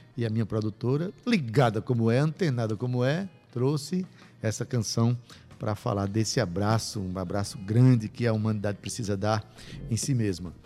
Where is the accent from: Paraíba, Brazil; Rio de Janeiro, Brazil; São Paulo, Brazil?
Paraíba, Brazil; Itabaiana; eu sou de lá, eu sou de Itabaiana. Nasci na cidade do Mestre